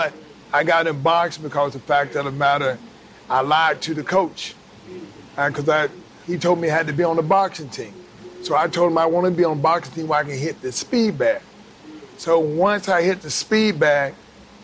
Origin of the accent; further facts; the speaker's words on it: Atlanta, Georgia, United States; also born or lived in Alabama; I was born in Alabama, and so we moved to Atlanta from Alabama when I was 4 years old. And pretty much everything started in Atlanta.